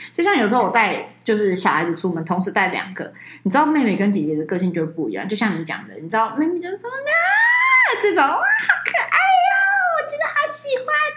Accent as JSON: {"language": "Chinese", "country": "Taiwan", "said": "我们台湾人嘛"}